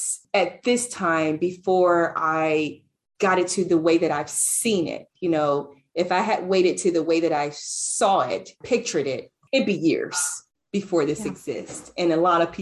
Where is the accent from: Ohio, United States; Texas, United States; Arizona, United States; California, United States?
Ohio, United States; moved away as an adult; leaving my hometown in Ohio, where I had this huge family, this huge support